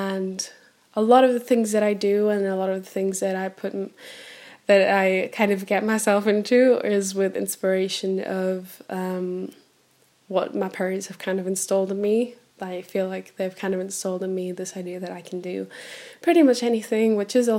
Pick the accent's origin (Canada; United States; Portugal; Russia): Portugal; Centro; also born or lived in Bremen, Germany; I was born in Germany on the 8th of August 96. So I'm originally from Germany and Bremen. All around from Bremen. My whole family is German. But when I was 6 years old, we decided to move to Portugal. So I grew up in a teeny tiny little countryside village in central Portugal